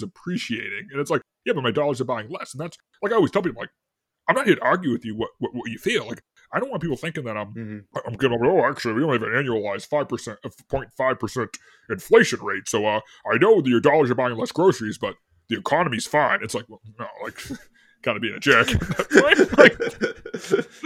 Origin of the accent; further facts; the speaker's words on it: Boston, Massachusetts, United States; I'm from Boston